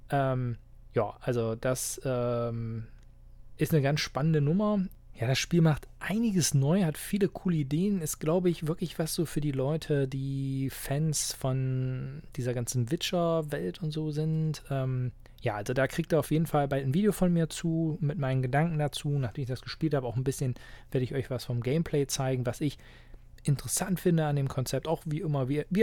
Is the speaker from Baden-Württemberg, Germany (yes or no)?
no; Halberstadt, Saxony-Anhalt, Germany; die ich bei mir in meiner Heimatstadt und Wohnort Halberstadt mache